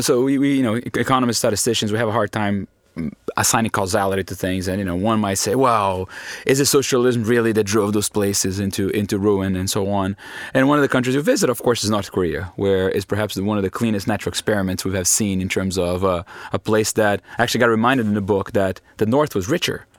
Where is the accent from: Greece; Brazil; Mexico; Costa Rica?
Brazil; I'm from Brazil